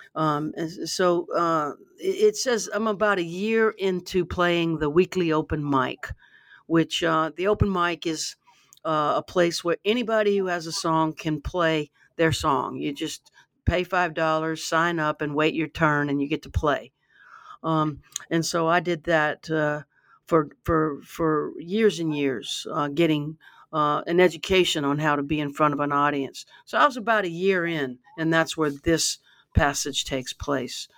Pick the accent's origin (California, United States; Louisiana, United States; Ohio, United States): Louisiana, United States; Baton Rouge; I grew up in Baton Rouge